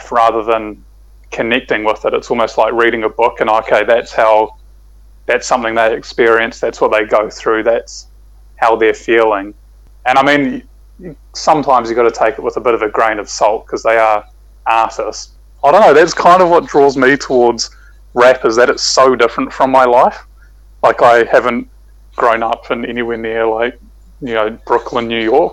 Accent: Hamilton, Waikato, New Zealand; growing up in Hamilton

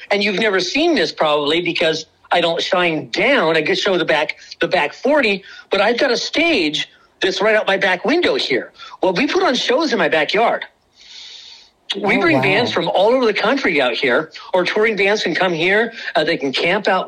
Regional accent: Portland, United States; moved away; I grew up in Portland. I didn't grow up out here.

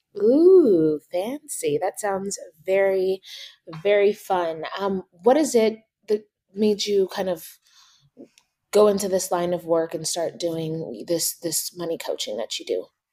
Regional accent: Uganda; moved away; I'm an immigrant from Uganda

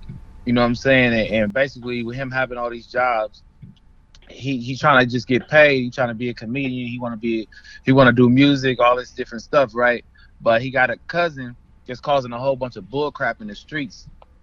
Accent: Compton, California, United States; I'm from L.A., Compton

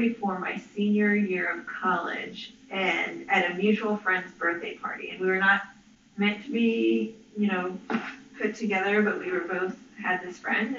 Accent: the Rio Grande Valley, South Texas, United States; moved away as an adult; now in Houston, United States; I was born in Texas. Grew up in South Texas, the Valley, which is on the border with Mexico.

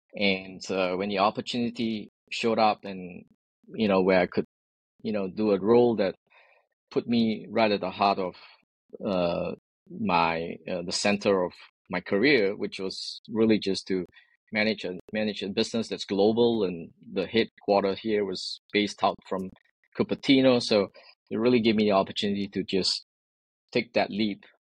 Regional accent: Singapore; moved away as an adult; now in San Francisco Bay Area, United States; born and raised in Singapore

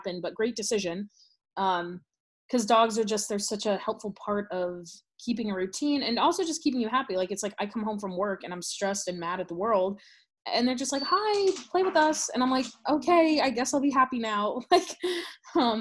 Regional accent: St. Louis, Missouri, United States; moved away as an adult; now in East Texas, United States; We grew up in St. Louis

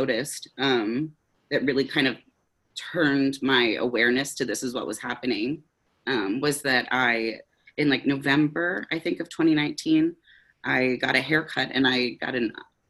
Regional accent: Pennsylvania, United States; moved away as an adult; now in Seattle, United States; in 2019, my partner Rose and I moved to Seattle from Pennsylvania. So it was kind of this whole, we got married in 2018 and then moved here. And so we moved across the country away from our families and kind of like the communities we grew up

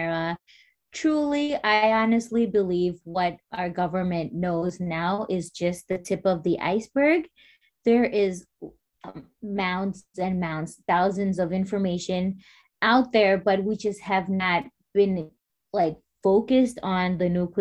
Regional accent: Marshall Islands; I was born and raised in the Marshall Islands

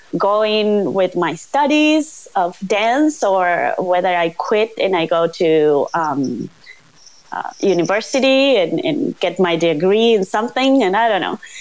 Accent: Uruguay; I was born here in Uruguay

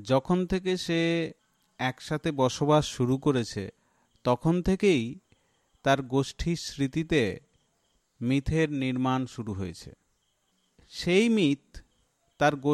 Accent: Kolkata, West Bengal, India; আমি উত্তর কলকাতার ছেলে

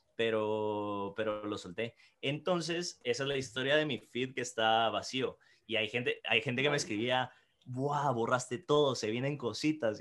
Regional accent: Guatemala; now in Madrid, Spain; soy guatemalteco y trabajo como copy en David, Madrid

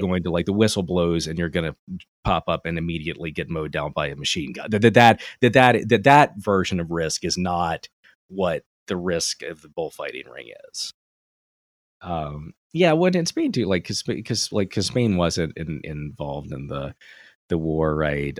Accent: Delaware, United States; I'm from Delaware

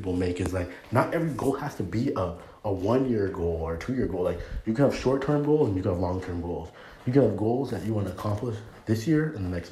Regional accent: Canada; moved away as an adult; now in United States; being born and raised in Canada

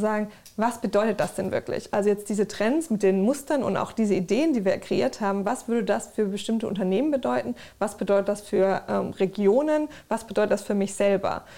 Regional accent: Germany; so aufgewachsen in Deutschland, Europa

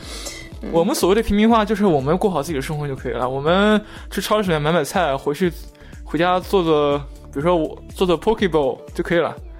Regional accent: China; 我作为中国人

